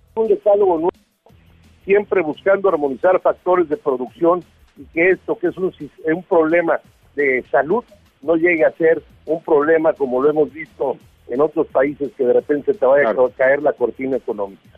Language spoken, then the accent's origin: Spanish; Mexico; somos mexicanos